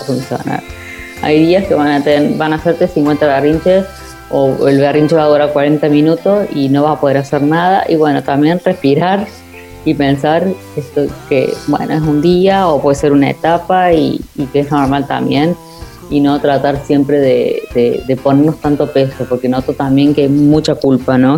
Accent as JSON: {"language": "Spanish", "region": "Córdoba", "country": "Argentina", "moved": "yes", "said": "de Córdoba, de mi ciudad de origen"}